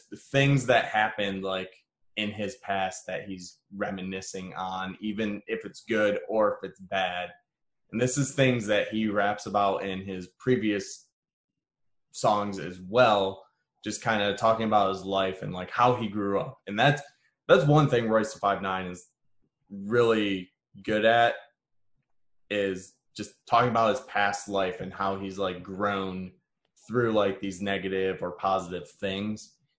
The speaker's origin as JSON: {"language": "English", "town": "Detroit", "region": "Michigan", "country": "United States", "said": "I just found it very interesting just because I'm from Detroit and I just find that stuff interesting."}